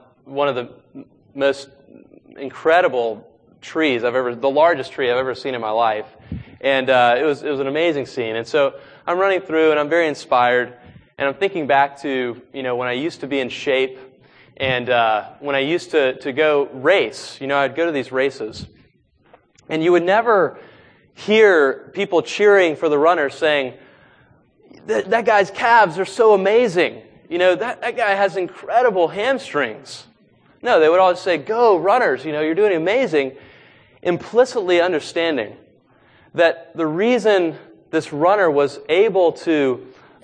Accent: East Coast, United States; I grew up on the East Coast, body surfing in the Atlantic Ocean.

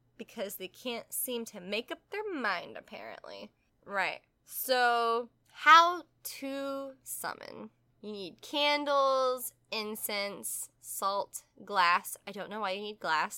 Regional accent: the South, United States; we're from the South

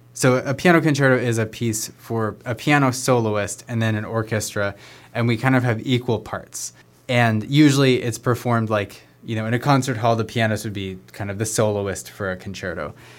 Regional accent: Sunriver, Oregon, United States; I grew up in Sun River, just a little ways south of here

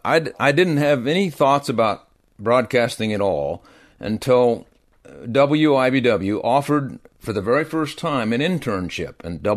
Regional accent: the South, United States; accent: Southern; But the listeners let me know that they didn't care for my Southern accent.

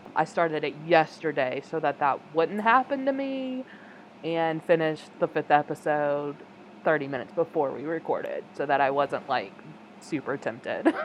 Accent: United States; me as an American viewer

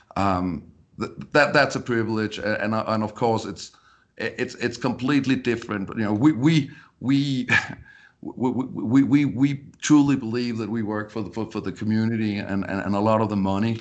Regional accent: Denmark; English is a second language; moved away as an adult; now in Colorado, United States; born, born and raised in Denmark.

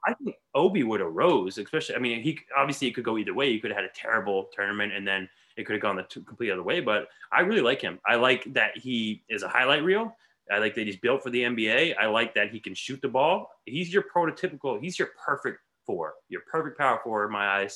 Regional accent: New England, United States; also born or lived in Fayetteville, North Carolina; New England raised, but I was born in North Carolina, Fayetteville

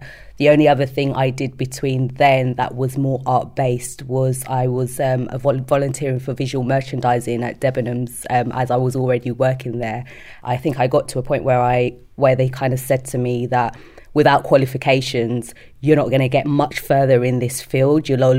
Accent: London, United Kingdom; moved away as an adult; now in Sheffield, United Kingdom; And then I was born in London, always visited Sheffield to visit family, spend lots of summers here. So it was like a second home.

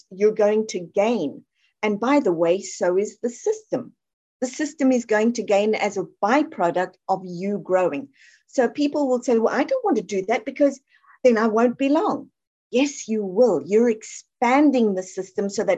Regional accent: South Africa; I'm from South Africa

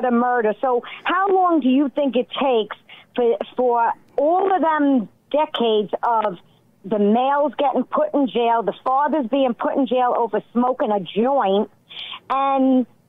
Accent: New York City, New York, United States; moved away; I'm originally from Brooklyn, New York

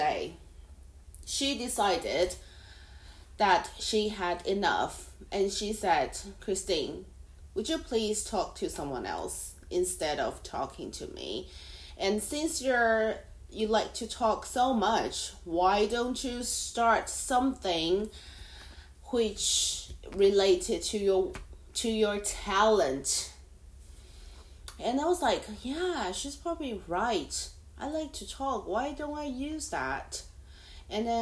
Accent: Taiwan; first language Mandarin; English is a second language; now in Hong Kong; I am a Taiwanese living in Hong Kong.

